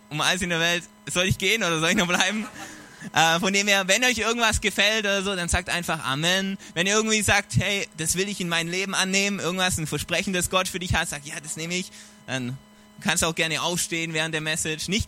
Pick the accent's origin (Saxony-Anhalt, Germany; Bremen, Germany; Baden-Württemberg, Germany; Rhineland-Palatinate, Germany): Baden-Württemberg, Germany; Konstanz; Ähm, genau, wie gesagt, ich komme aus Konstanz. Ähm, die Konstanzer sagen Konstanz. Ähm, und es ist ein genialer Ort. Konstanz ist das neue Miami.